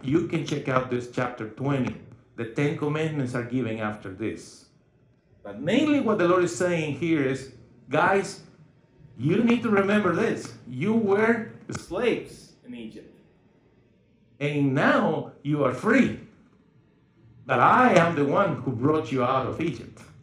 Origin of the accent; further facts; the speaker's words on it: Guatemala; now in Odessa, United States; I was born in Guatemala